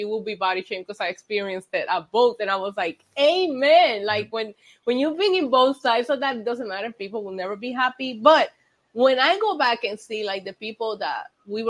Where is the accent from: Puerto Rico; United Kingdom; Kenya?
Puerto Rico; English is a second language; I grew up in Puerto Rico